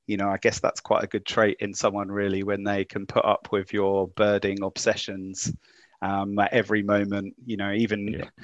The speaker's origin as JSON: {"language": "English", "country": "United Kingdom", "lives_now": "Auckland, New Zealand", "said": "Oh, so I'm from the UK."}